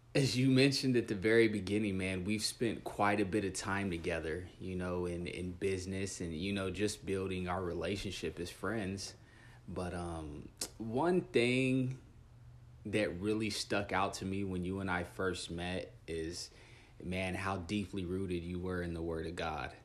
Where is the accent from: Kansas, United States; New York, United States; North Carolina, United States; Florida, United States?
Kansas, United States; Dodge City; moved away as an adult; also born or lived in Dumas, Texas / Guymon, Oklahoma / Spain; now in Sioux Falls, United States; was born and raised in Dodge City, Kansas.